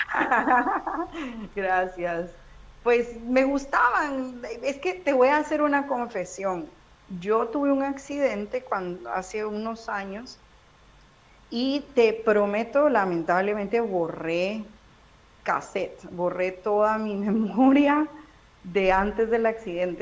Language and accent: Spanish; Guatemala City, Guatemala Department, Guatemala; yo nací en Ciudad de Guatemala, toda mi vida de vivir ahí